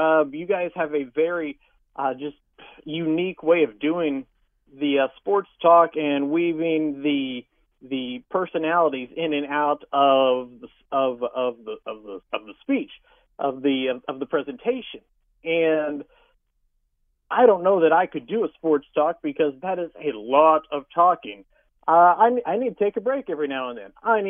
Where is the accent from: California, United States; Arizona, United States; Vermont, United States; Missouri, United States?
Missouri, United States; Kansas City; moved away as an adult; also born or lived in Battle Creek, Michigan; now in Paducah, United States; I grew up in Kansas City, born and raised.